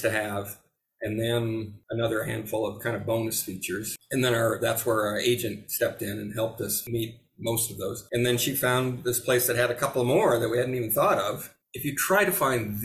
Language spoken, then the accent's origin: English; California, United States; moved away as an adult; also born or lived in Seattle; now in Italy; I grew up in California